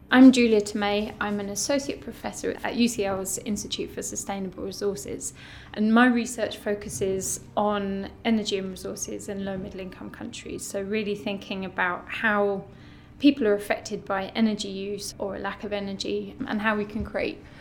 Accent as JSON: {"language": "English", "region": "London", "country": "United Kingdom", "tie": "born or raised there", "said": "in the city where I grew up. I'm a Londoner."}